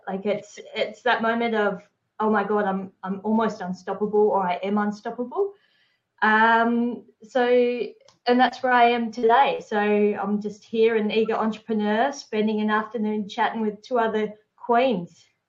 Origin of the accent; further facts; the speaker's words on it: Hobart, Tasmania, Australia; I grew up in Hobart